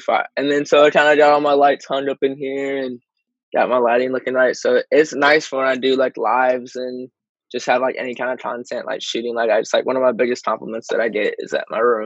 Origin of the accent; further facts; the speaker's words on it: Michigan, United States; I'm from Michigan, but I'm out in L.A. a lot